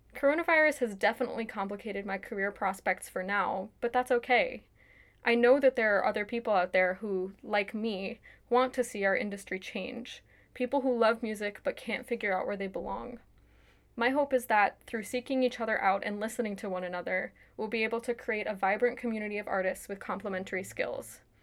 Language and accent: English; New York, United States; now in Washington, D.C. area, United States; I grew up in New York, currently live outside of Washington, D C